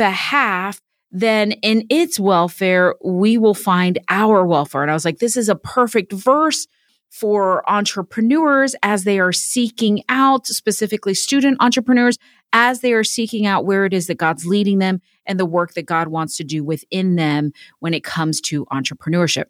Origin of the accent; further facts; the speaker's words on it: Miami, Florida, United States; also born or lived in Orlando, Florida / Clemmons, North Carolina; now in Indiana, United States; I'm originally from Miami